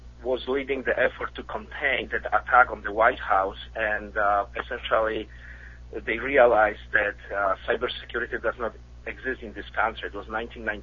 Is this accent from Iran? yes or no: no; Poland; English is a second language; also born or lived in Midwest, United States; now in United States; I'm originally from Poland, as you can probably tell with my accent.